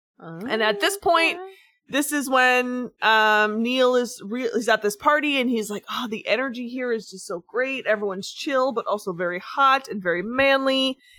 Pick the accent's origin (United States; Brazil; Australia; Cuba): Australia; when I go overseas, I'm known as a koala bear because I'm from Australia.